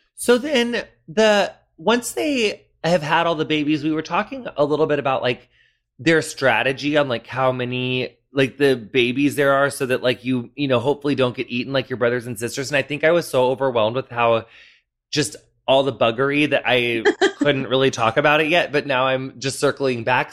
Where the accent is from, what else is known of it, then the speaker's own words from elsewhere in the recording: western Illinois, United States; moved away; my hometown's kind of like right smack in the middle of illinois like north south wise but then we're on like the very western bit